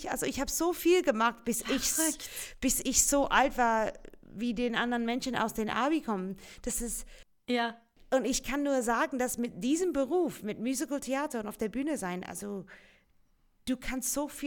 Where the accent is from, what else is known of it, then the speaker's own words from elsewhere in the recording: Australia; first language English; German is a second language; moved away; Ja, ich komme aus Australien